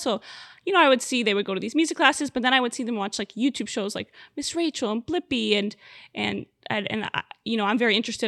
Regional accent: Miami, Florida, United States; I am born and raised in Miami

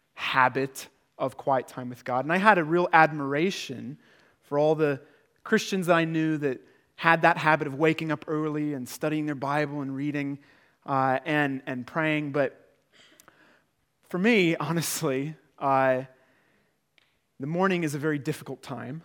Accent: United Kingdom; now in Prague, Czech Republic; I'm British

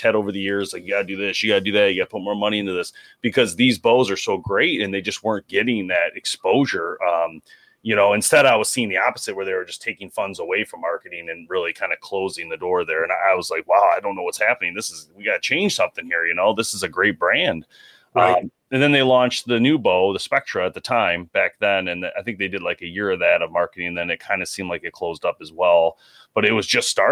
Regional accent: Michigan, United States; We're from Michigan, so we're in that region

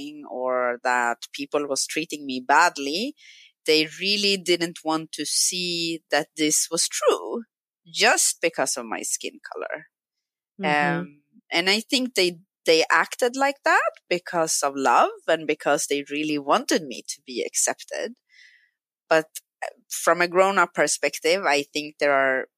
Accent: Stockholm, Stockholm County, Sweden; English is a second language; also born or lived in Brazil; I grew up in Stockholm.

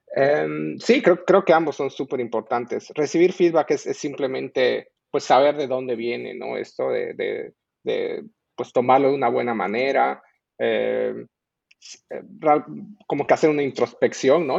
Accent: Bolivia; moved away as an adult; also born or lived in Mexico; yo nací en Bolivia y de hecho me, me, pues, pero me crié ahí y luego me mudé a México para la universidad

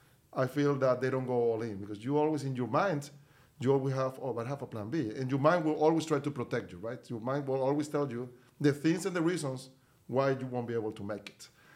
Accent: Venezuela; moved away as an adult; now in United States; I'm from Venezuela originally, so I moved to the U.S. 22 years ago in 2000. I was with moved with my wife. We were the first people in my family to actually move to the U.S.

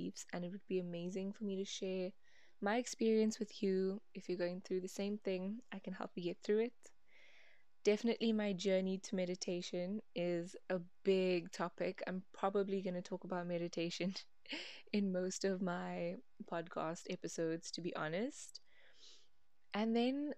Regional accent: Cape Town, Western Cape, South Africa; I'm from Cape Town, South Africa.

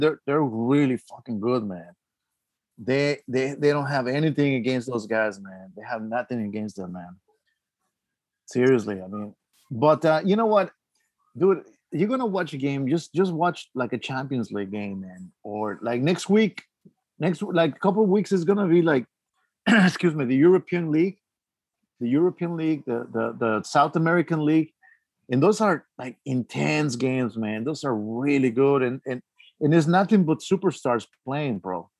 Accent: Mexico City, Mexico; moved away; I grew up in Mexico City

